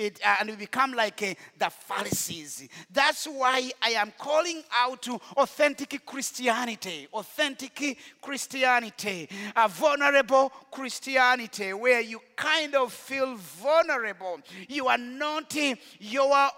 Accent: Rwanda; moved away; In Rwanda, we know what it means to be dehumanized

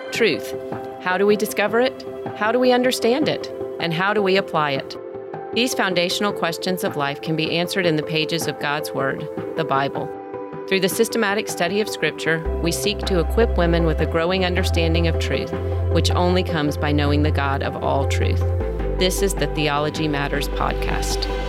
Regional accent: the South, United States; I'm from the South

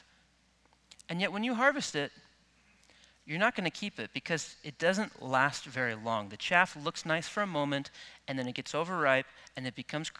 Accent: Midwest, United States; I grew up in the Midwest where wheat fields are pretty common

